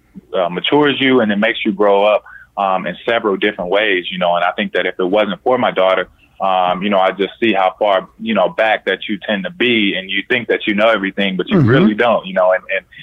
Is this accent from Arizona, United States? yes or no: no; Indiana, United States; Born and raised in Indiana, yeah.